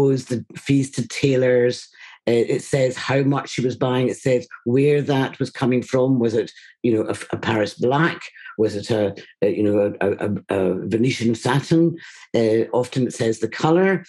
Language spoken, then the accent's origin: English; Scotland, United Kingdom; being Scottish